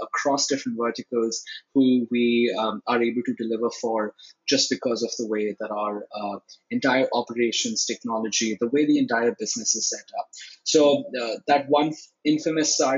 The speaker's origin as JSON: {"language": "English", "region": "Delhi", "country": "India", "tie": "born or raised there", "said": "We're from Delhi. We're originally from Delhi. Dad went to school here. I went to school here."}